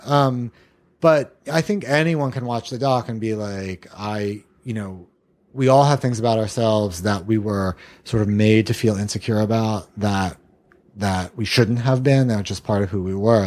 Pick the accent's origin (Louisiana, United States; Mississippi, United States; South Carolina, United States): South Carolina, United States; Columbia; I grew up in Columbia, South Carolina.